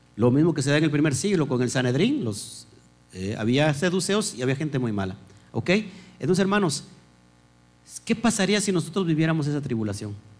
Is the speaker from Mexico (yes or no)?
yes; Mexico; los mexicanos, ¿no? Que debatimos